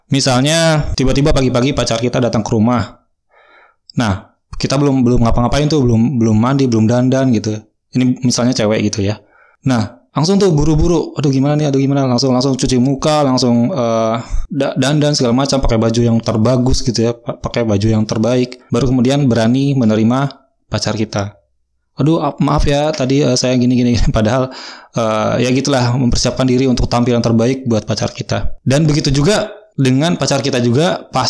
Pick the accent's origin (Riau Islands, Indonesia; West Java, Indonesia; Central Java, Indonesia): West Java, Indonesia; Bandung; now in Pandeglang, Indonesia; saya asli Bandung saya lahir di Bandung, sekolah, SD, SMP, SMA, sampai kuliah di Bandung. Dan sekarang saya terdampar di kota Pandeglang